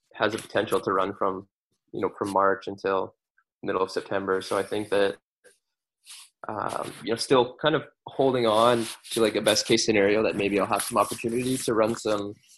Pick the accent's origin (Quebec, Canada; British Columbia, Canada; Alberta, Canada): British Columbia, Canada; Vancouver; I grew up in Vancouver.